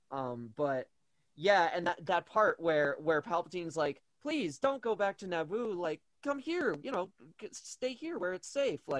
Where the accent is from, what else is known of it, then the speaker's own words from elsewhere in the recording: United States; I'm American.